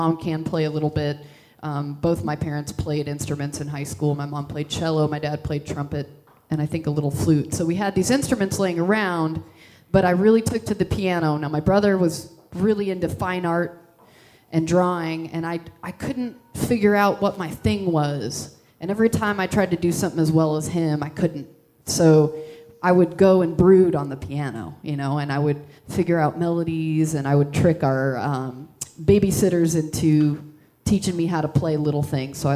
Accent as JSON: {"language": "English", "region": "Midwest", "country": "United States", "tie": "born or raised there", "also_born_or_lived": "Texas / Indiana / Minnesota / Iowa", "said": "I moved all over the Midwest. Uh, I was born in Texas, lived there briefly, I lived in Indiana, Minnesota, and Iowa, all really small towns."}